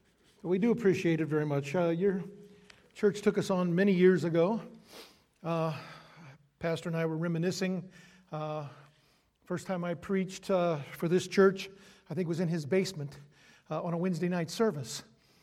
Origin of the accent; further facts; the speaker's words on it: Akron, Ohio, United States; moved away as an adult; I'm from Akron, Ohio. I grew up down in the Kenmore area. I lived about 6 houses down from Reimer School, right near the Akron Baptist Temple. I attended the Akron Baptist Temple